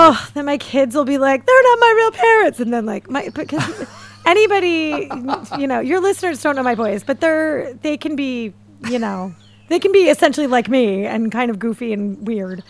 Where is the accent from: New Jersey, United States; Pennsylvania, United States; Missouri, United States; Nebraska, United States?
Pennsylvania, United States; Philadelphia; I grew up in Philadelphia